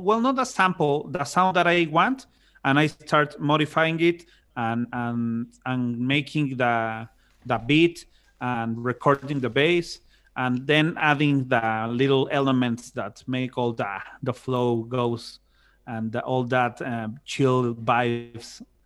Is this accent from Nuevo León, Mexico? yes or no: yes; Monterrey, Nuevo León, Mexico; I'm from Monterrey, Monterrey, Mexico